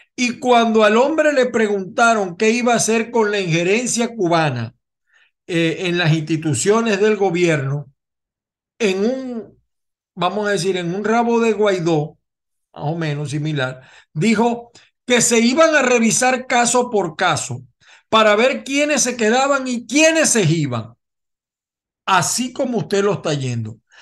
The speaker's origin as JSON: {"language": "Spanish", "country": "Venezuela", "moved": "as an adult", "lives_now": "United States", "said": "los que estamos fuera de Venezuela"}